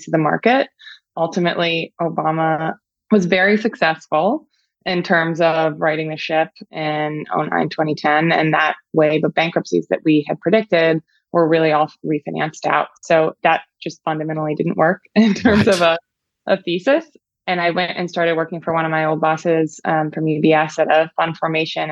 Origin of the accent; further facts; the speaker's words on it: Pittsburgh, Pennsylvania, United States; I grew up in Pittsburgh, Pennsylvania